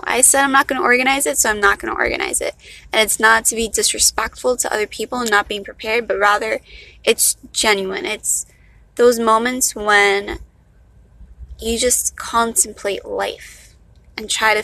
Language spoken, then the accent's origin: English; Miami, Florida, United States; accent: valley girl; I'm from Miami, not a Miami girl. I'm from Miami. So I guess this is the accent we Miamians have.